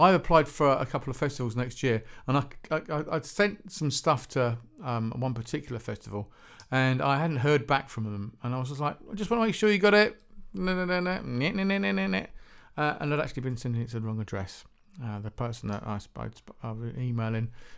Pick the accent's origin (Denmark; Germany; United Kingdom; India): United Kingdom; England; Being an English singer-songwriter myself